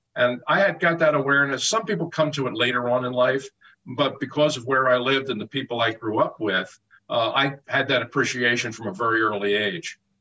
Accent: Philadelphia, Pennsylvania, United States; I'm a Philadelphian. I was born and raised here. I grew up following all of those teams

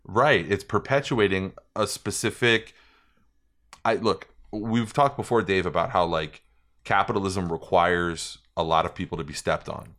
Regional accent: New York, United States; moved away as an adult; also born or lived in Las Vegas; when I was a kid and I was growing up in New York

